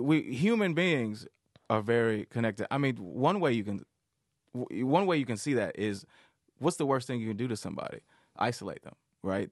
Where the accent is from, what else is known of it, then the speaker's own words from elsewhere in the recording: Detroit, Michigan, United States; I grew up in Detroit, so I I was always around like real thug, like hood